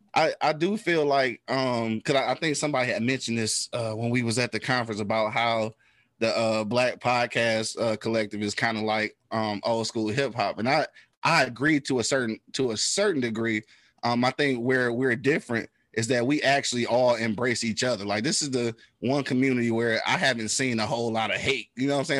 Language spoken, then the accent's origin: English; Detroit, Michigan, United States; I'm from the east side, bro. Like I'm from the 48205